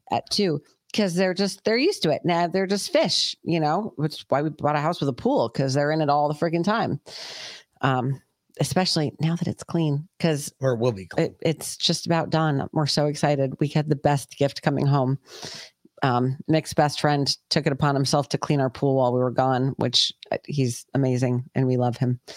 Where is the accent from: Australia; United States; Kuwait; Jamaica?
Jamaica; I'm from Jamaica. I'm, I'm close by.